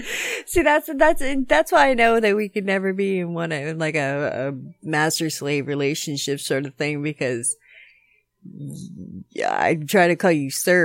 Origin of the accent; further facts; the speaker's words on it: the South, United States; I grew up in the South. My dad's from North Carolina.